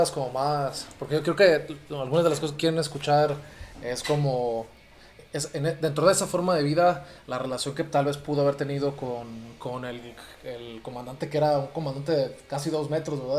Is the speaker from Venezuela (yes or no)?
no; Mexico; Yo sé que México también tiene problemas